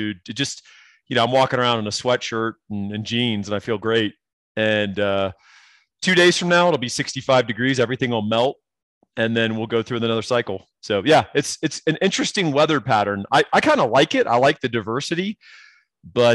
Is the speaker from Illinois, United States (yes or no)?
no; Texas, United States; moved away as an adult; I'm still a Texan, born and raised. I say y'all